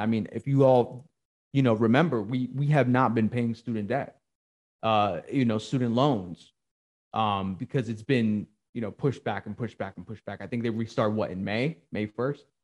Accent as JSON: {"language": "English", "region": "New Jersey", "country": "United States", "moved": "yes", "lives_now": "Georgia, United States", "said": "I'm originally from Jersey"}